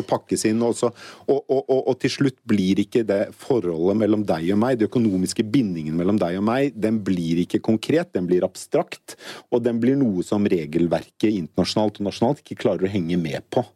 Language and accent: Norwegian; Norway; som nordmann